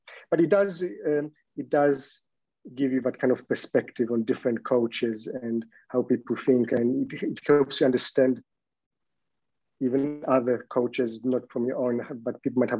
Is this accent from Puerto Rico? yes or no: no; Poland; English is a second language; now in Australia; Growing up in Poland, you think, in East Europe in the 90s, like you really think especially as a kid, you have these kind of completely unrealistic expectations.